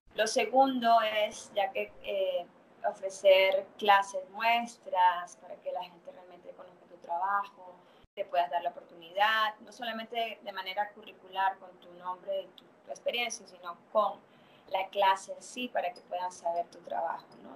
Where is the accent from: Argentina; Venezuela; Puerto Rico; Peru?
Venezuela; moved away as an adult; also born or lived in Mexico / Canada; now in Santo Domingo, Dominican Republic; soy venezolana, pero me mudé a México en el 2000